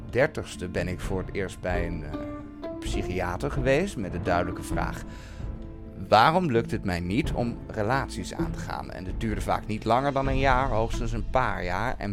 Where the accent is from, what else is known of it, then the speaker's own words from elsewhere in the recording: Enschede, Overijssel, Netherlands; in discotheek Zodiac in Enschede waar ik vandaan kom.